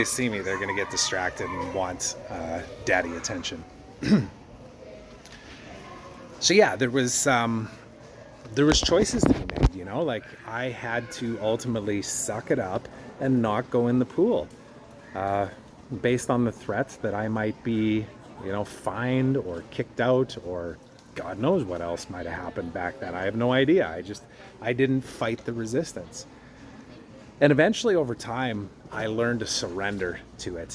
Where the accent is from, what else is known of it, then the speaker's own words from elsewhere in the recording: Canada; my home country